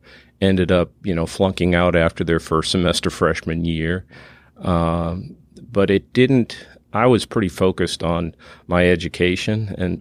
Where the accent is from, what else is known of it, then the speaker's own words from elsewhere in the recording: Massachusetts, United States; moved away as an adult; also born or lived in Colorado; now in Texas, United States; I grew up in south of Boston and Nantasket Beach.